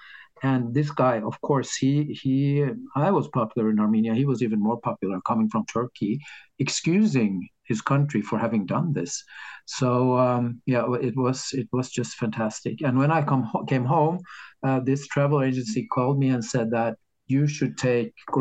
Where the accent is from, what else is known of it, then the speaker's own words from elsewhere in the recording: Norway; in Norway, we have this system